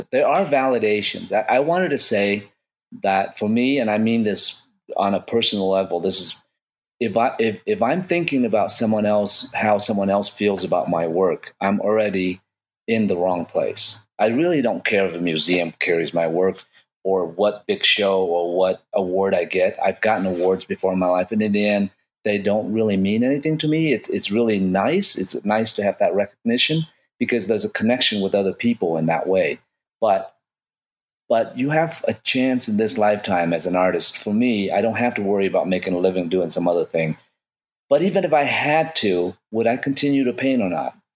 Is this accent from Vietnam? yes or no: yes; Vietnam; I made about about fourteen thousand dollars and and I come from Vietnam, I didn't have much of money at all.